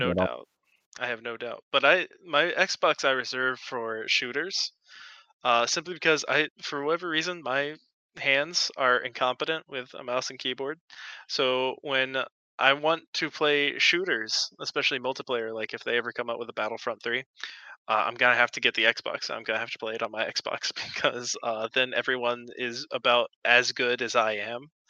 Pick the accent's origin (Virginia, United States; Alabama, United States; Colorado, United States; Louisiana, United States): Louisiana, United States; I am actually from Louisiana